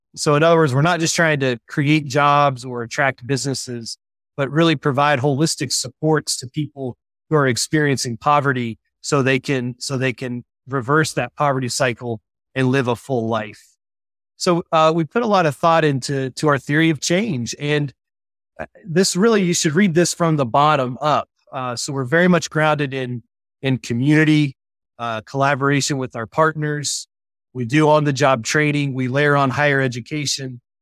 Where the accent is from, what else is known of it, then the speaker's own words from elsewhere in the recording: West Virginia, United States; moved away as an adult; also born or lived in Indiana; I was born and raised in West Virginia